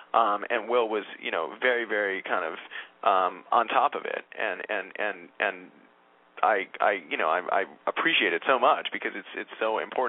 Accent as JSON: {"language": "English", "region": "New York", "country": "United States", "tie": "born or raised there", "said": "And I grew up in New York"}